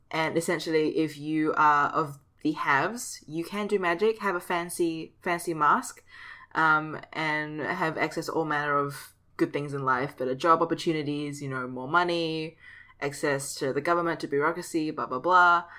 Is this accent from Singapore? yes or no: yes; Singapore; my home country.